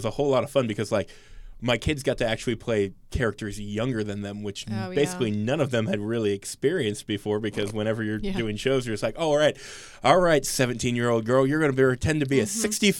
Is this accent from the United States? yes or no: yes; St. Clairsville, Ohio, United States; I'm originally from St. Clairsville, Ohio.